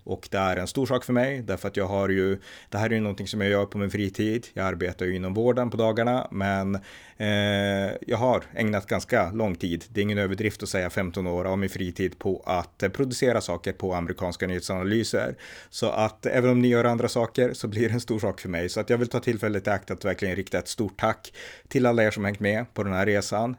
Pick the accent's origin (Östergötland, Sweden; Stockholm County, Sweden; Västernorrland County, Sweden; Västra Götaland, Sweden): Västernorrland County, Sweden; Örnsköldsvik; Jag är född 1979, uppväxt i Örnsköldsvik